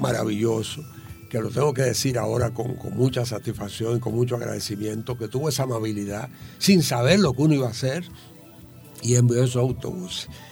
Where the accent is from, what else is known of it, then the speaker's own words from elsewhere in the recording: Santo Domingo Este, Distrito Nacional, Dominican Republic; moved away as an adult; also born or lived in San Pedro de Macorís / United States; Yo vivía enfrente, que era la casa de mi abuela, eh, donde yo me crié que tú hablabas de San Pedro Macorís. Yo nací en San Pedro Macorís y me siento macorizano también, desde luego, pero mi, corazón está en Villaduarte